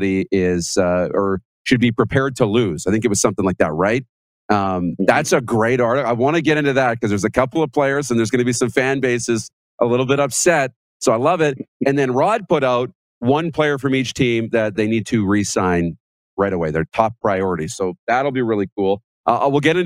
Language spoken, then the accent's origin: English; Saskatchewan, Canada; moved away; we're in the chicken capital of Canada